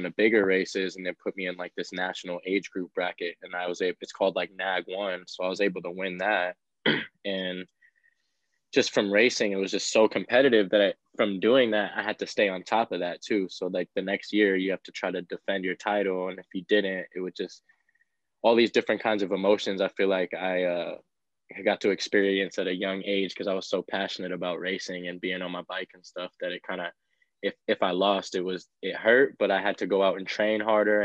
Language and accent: English; San Diego, California, United States; I grew up in San Diego and I started racing BMX first